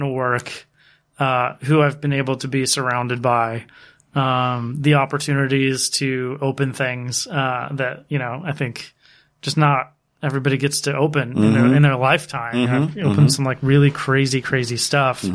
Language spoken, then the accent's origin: English; Dundalk, Maryland, United States; I've never forgotten where I'm from. Was born in Dundalk, Maryland